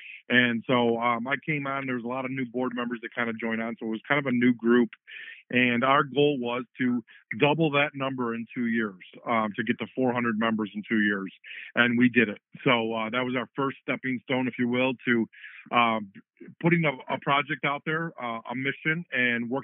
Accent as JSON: {"language": "English", "town": "Dearborn", "region": "Michigan", "country": "United States", "tie": "born or raised there", "said": "growing up in Dearborn"}